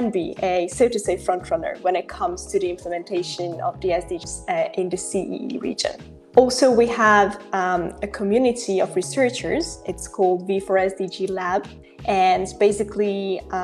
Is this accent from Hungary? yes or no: yes; Hungary; I'm from Hungary. I live in Budapest